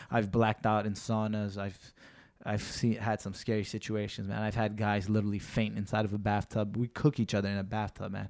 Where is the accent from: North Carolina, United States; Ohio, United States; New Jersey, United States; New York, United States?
New York, United States; being that I'm a local guy, I'm from New York